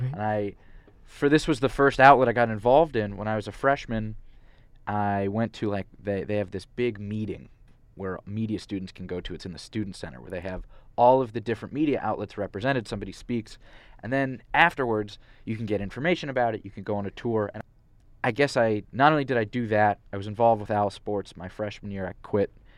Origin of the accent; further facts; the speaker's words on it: Santa Monica, California, United States; moved away as an adult; also born or lived in Philadelphia; I'm from Santa Monica